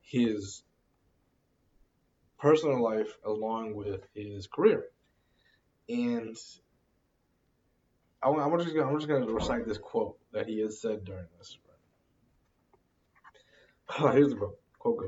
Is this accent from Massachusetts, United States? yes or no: yes; Boston, Massachusetts, United States; I'm from Boston, Massachusetts. Okay, so I'm obviously a Patriots fan.